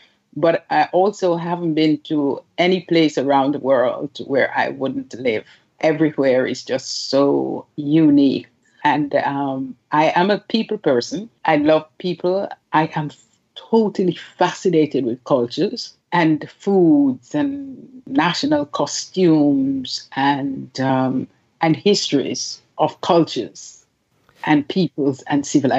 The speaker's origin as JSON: {"language": "English", "country": "Jamaica", "tie": "born or raised there", "also_born_or_lived": "United Kingdom", "said": "I am originally from Jamaica. I don't know why we have to say originally. I'm Jamaican. I was born there. I grew up and lived around the world. The UK is one of those places."}